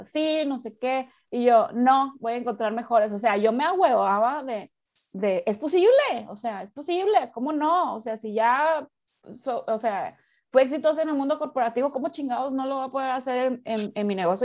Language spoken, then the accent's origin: Spanish; Mazatlán, Sinaloa, Mexico; yo soy de Mazatlán, Sinaloa